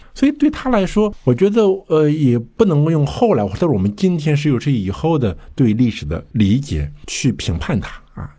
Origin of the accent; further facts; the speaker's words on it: China; 我们就是中国人